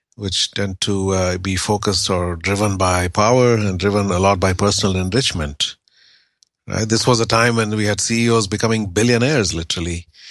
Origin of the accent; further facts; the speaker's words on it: India; I grew up in India in the, in the seventies